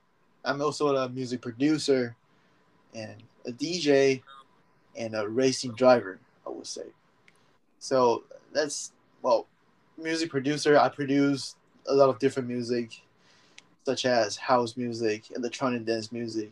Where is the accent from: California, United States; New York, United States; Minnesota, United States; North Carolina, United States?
California, United States; San Francisco Bay Area; moved away as an adult; now in Japan; I was born in the United States. I grew up in the United States, San Francisco Bay Area